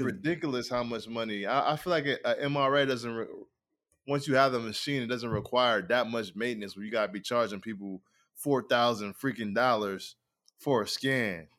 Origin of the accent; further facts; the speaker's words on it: Rochester, New York, United States; I'm originally from Rochester, New York